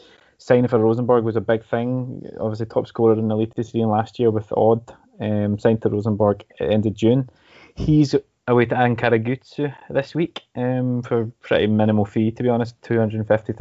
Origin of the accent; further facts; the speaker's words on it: Scotland, United Kingdom; now in Norway; I'm Scottish